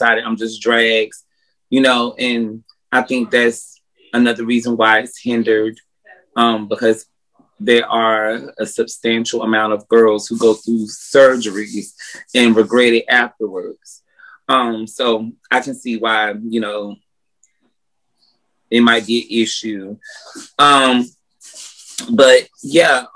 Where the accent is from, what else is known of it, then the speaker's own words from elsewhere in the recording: North Carolina, United States; now in Atlanta, United States; I'm from North Carolina, but I reside in Atlanta, Georgia